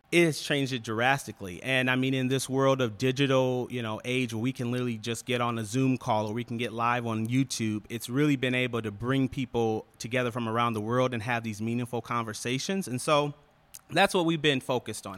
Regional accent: Ann Arbor, Michigan, United States; moved away as an adult; now in Detroit, United States; born and raised in Ann Arbor, went to school there, and, uh, yeah, moved here with my wife in two thousand fourteen.

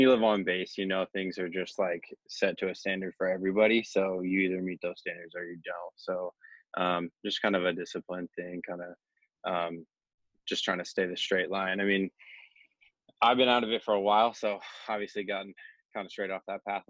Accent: Oregon, United States; also born or lived in Jacksonville, North Carolina; I lived in a military family, so we moved around a ton, but I've been in Oregon now since the third grade

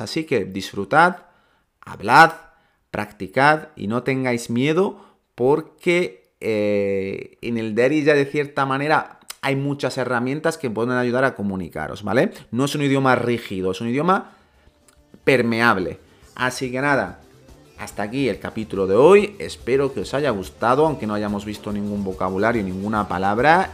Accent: Ceuta, Spain; en nuestro caso somos de Ceuta y hablamos el mismo dialecto, decimos tlacha

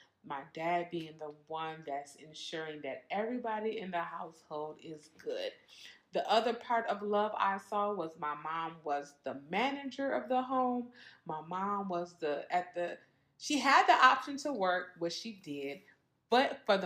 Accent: Minnesota, United States; I'm from Minnesota

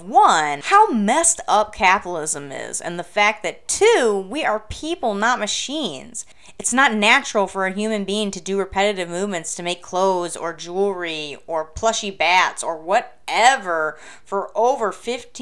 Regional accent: Flint, Michigan, United States; I grew up in Flint, Michigan, home of the UAW, United Auto Workers, White Shirt Strike

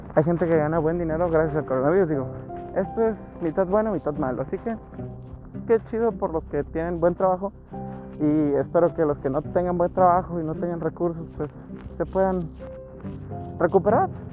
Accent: Nuevo León, Mexico; soy de Nuevo León, el hermoso estado que es famoso por la carne asada

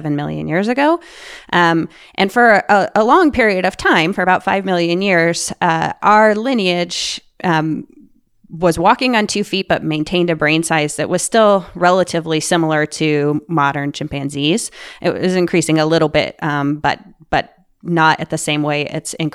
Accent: Boulder, Colorado, United States; I grew up here in Boulder, Colorado

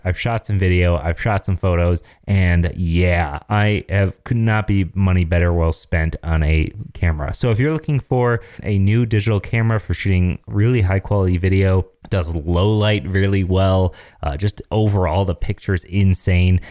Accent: Michigan, United States; I'm from Michigan, so we say pop.

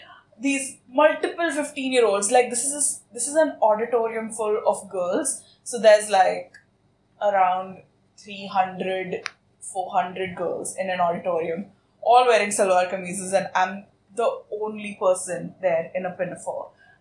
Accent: Saudi Arabia; So I grew up in Saudi Arabia, not in India. I was educated outside of India.

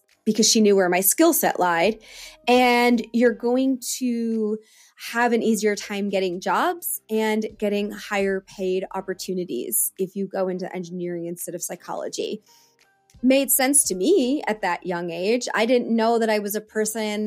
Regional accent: United States; I am like a American born and bred, but my dad is Canadian

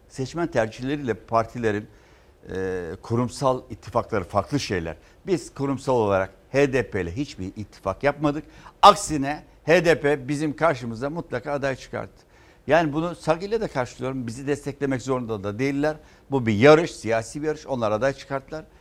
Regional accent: Istanbul, Turkey; ben doğma büyüme Fatihliyim

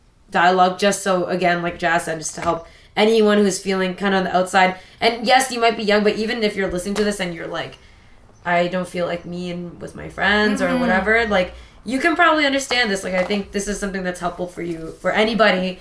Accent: Toronto, Ontario, Canada; growing up in Toronto, going to really predominantly white school

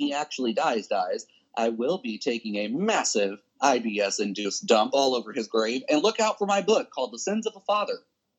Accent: Houston, Texas, United States; also born or lived in New York; now in Lincoln, United States; I'm from Houston.

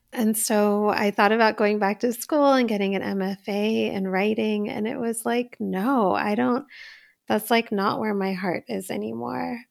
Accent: Poughkeepsie, New York, United States; my family actually had a business when I was little. I was, like, ten years old, and in Poughkeepsie, New York, we had a Indian grocery store called Health Nut

